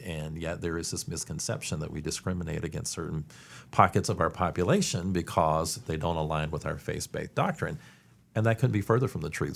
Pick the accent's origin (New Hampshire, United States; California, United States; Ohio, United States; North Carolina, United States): North Carolina, United States; Eastern; also born or lived in Washington, D.C. / Atlanta; now in Winston-Salem, United States; I grew up in Eastern North Carolina